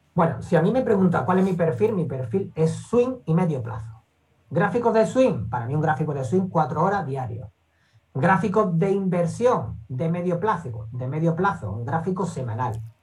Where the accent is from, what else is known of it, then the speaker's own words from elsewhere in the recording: Seville, Andalusia, Spain; soy de aquí de Sevilla